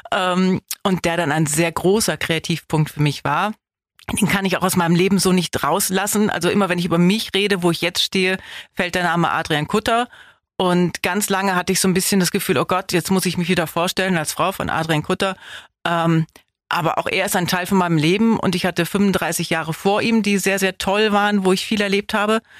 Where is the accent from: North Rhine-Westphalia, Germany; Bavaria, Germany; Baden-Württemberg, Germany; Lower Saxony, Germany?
Lower Saxony, Germany; Wallenhorst; now in Biberach, Germany; Osnabrück in einem schönen Ort namens Wallenhorst. Das hatte so 20.000 Einwohner